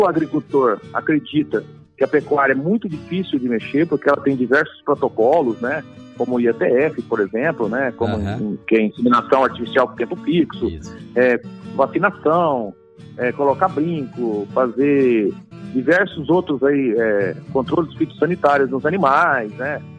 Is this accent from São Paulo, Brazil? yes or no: yes; Iacri, São Paulo, Brazil; Então, eu sou de sou do interior de São Paulo, né? Do Oeste Paulista. Sou de uma cidadezinha chamada Iacri, São Paulo.